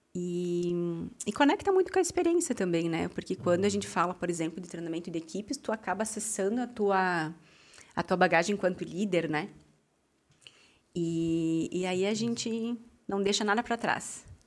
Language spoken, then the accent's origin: Portuguese; Amaral, Brazil; moved away as an adult; now in Farroupilha, Brazil; saí da minha cidade natal, que é Amaral, vim para Farroupilha